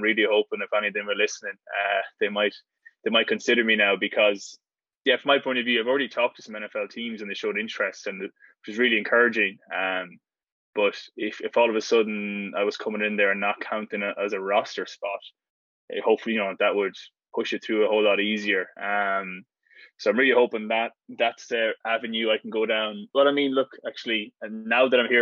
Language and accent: English; Ireland; moved away as an adult; now in United States; being the Irish fella